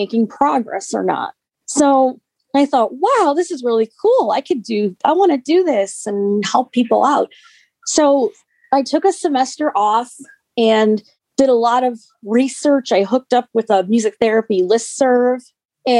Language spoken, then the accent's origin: English; Park Ridge, Illinois, United States; where I was living in my hometown of Park Ridge